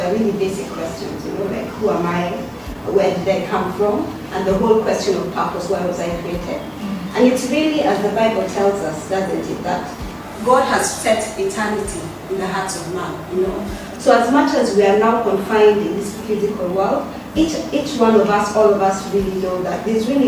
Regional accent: South Sudan; now in Rome, Italy; I'm from South Sudan

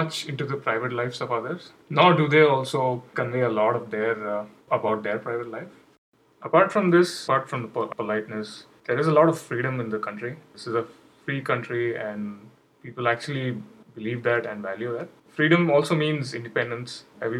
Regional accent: India; English is a second language; moved away as an adult; now in United States; There were not a lot of many official holidays in the US. I was coming from India. We had a lot of festivals and occasions where we used to get a lot of holidays.

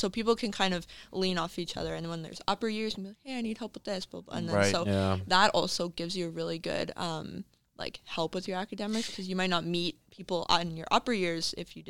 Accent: Cornwall, Ontario, Canada; It works out well for my roommate and I because we are from Cornwall, so it's on a Sunday night. So we can like go home, have supper before, then go to soccer.

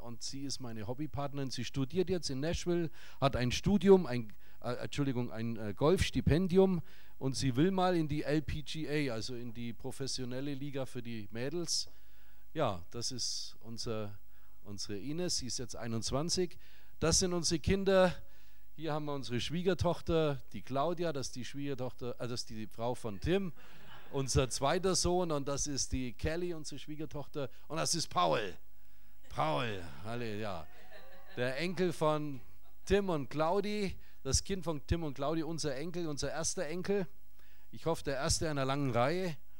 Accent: Nuremberg, Bavaria, Germany; Wir kommen aus Nürnberg

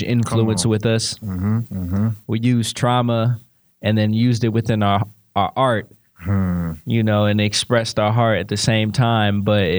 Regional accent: Sacramento, California, United States; I'm from South Sacramento, Valley High, Shortway Drive

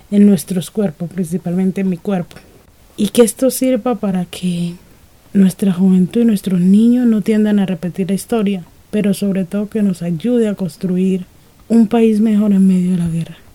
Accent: Chocó, Colombia; Soy chocuana, me gusta ser quien soy, pese, digamos, a tantas dificultades, a tantas violencias vivida

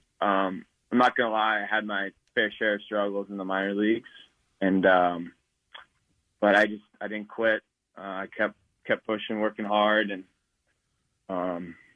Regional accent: Laguna Niguel, California, United States; moved away; I'm from Laguna Niguel, California. It's right in the middle of San Diego and Los Angeles

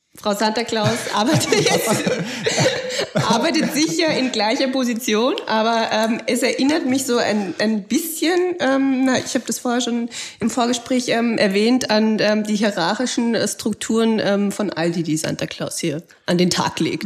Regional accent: Austria; bei uns in Österreich

